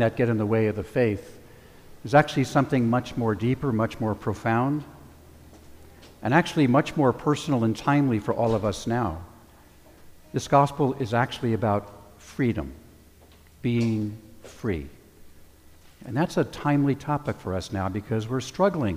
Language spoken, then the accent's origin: English; California, United States; also born or lived in New Jersey; I was 9 years old when I moved here to California from New Jersey